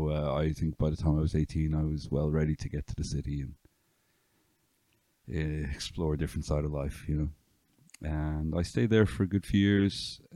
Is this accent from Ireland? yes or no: yes; County Meath, Leinster, Ireland; also born or lived in Dublin; now in West Cork, Ireland; From County Meath originally.